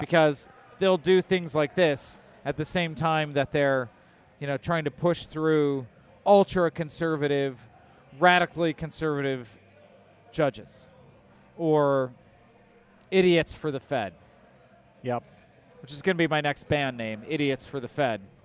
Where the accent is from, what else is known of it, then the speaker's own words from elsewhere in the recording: Detroit, Michigan, United States; now in Illinois, United States; I grew up in Detroit